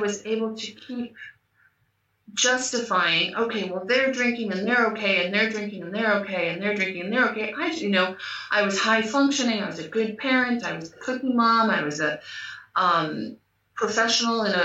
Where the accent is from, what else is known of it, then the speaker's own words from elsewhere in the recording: United States; moved away as an adult; now in Portugal; I live in Portugal, I'm American, but I live in Portugal